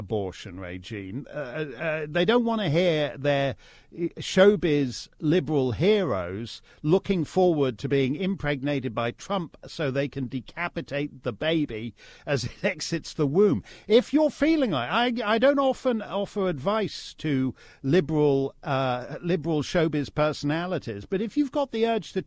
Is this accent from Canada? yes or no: yes; Canada; as a Canadian